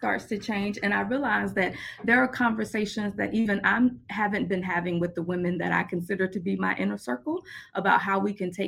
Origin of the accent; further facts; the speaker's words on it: Boynton Beach, Florida, United States; accent: Southern twang; So I was born and raised in Boynton Beach, Florida